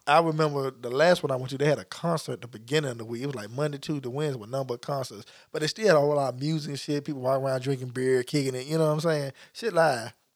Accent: Memphis, Tennessee, United States; moved away; what I grew up eating in Memphis

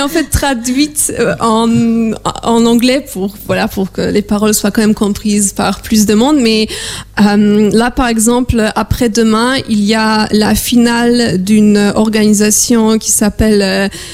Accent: Warsaw, Masovian Voivodeship, Poland; moved away; je suis polonaise, je viens de Varsovie.

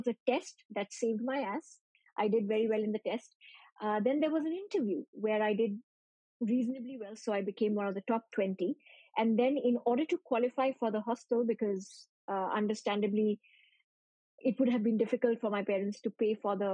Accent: Shillong, Meghalaya, India; moved away as an adult; also born or lived in Delhi; I'm from Shillong

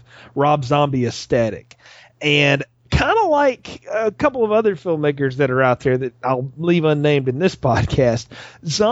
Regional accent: the South, United States; I'm from the South. That's how people talk.

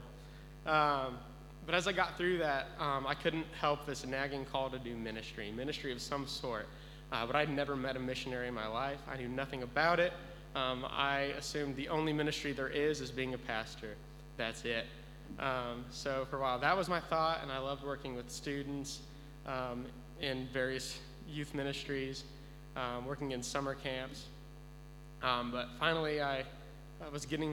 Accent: Texas, United States; moved away as an adult; I grew up in Texas my whole life, never even left the state

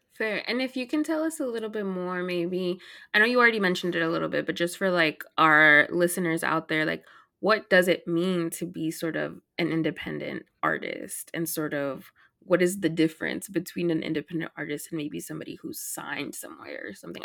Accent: Dallas, Texas, United States; I'm from Dallas

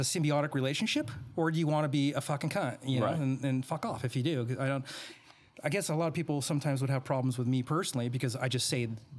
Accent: Reno, Nevada, United States; also born or lived in Bay Area, California; my hometown in Reno

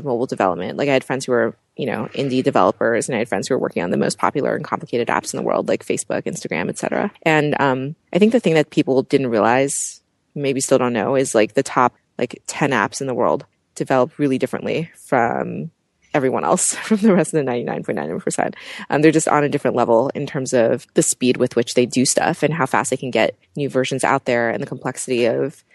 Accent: Pittsburgh, Pennsylvania, United States; moved away; I'm from Pittsburgh, Pennsylvania.

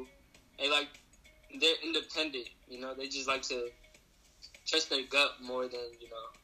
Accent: Seattle, Washington, United States; now in Columbus, United States; And I'm originally from Seattle, Washington, but I live in Columbus, Ohio.

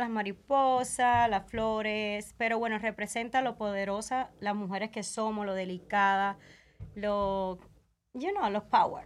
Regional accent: Camagüey, Cuba; now in Las Vegas, United States; Yo soy de Camagüey, Cuba

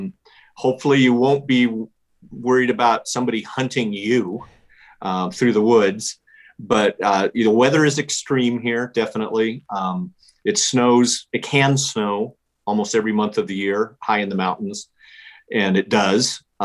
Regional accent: Casper, Wyoming, United States; I was born in Casper, Wyoming, which is right in the center of it.

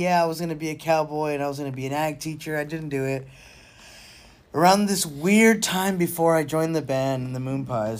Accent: South Texas, United States; I'm from South Texas

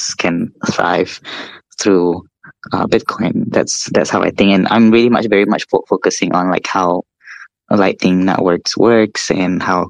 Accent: East Malaysia, Malaysia; now in Kuala Lumpur, Malaysia; I'm from East Malaysia, but I live in West, in KL, I'm in Kuala Lumpur. East Malaysia is where I'm coming from. That's where my families are

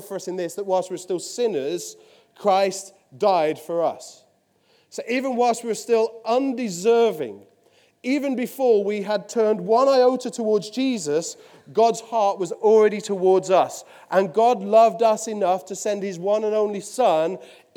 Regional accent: Willenhall, West Midlands, United Kingdom; accent: Midlands; now in Poole, United Kingdom; I'm from Willenor

